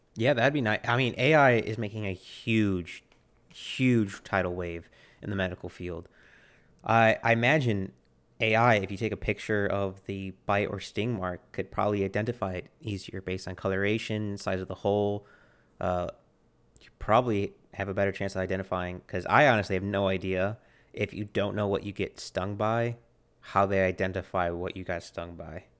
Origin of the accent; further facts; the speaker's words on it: United States; I'm an American